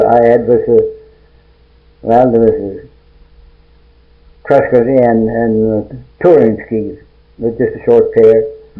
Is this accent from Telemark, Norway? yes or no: yes; Heddal, Telemark, Norway; now in Edmonton, Canada; I was born in Heddal, Trøndelag, Norway, in 15th of August, 1890.